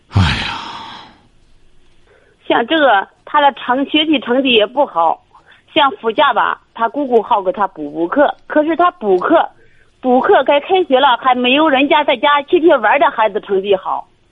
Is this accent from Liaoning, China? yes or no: no; Shijiazhuang, Hebei, China; 我是石家庄的